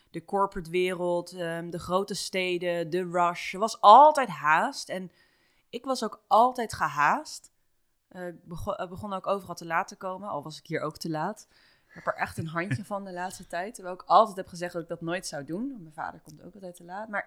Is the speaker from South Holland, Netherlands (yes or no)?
yes; Rotterdam, South Holland, Netherlands; moved away as an adult; also born or lived in Toronto / Bali; now in Amsterdam, Netherlands; ik kom wel echt uit Rotterdam